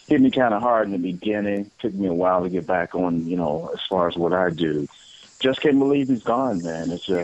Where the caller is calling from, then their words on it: Chicago, Illinois, United States; I'm calling from Chicago.